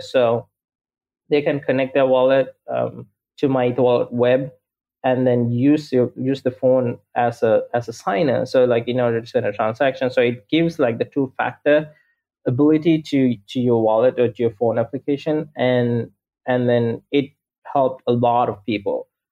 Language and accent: English; Sri Lanka; now in Los Angeles, United States; I'm based in Los Angeles, but I'm originally from Sri Lanka